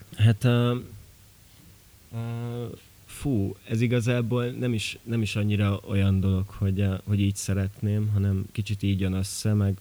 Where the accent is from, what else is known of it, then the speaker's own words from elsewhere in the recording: Miercurea Ciuc, Harghita County, Romania; moved away as an adult; also born or lived in Gheorgheni (family roots); now in Budapest, Hungary; én azért csíki vagyok